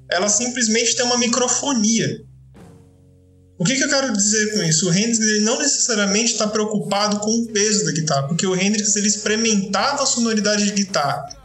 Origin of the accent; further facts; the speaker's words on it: São Paulo, Brazil; also born or lived in Franca; eu tô no interior aqui em Franca, mas enfim, eu sou paulistano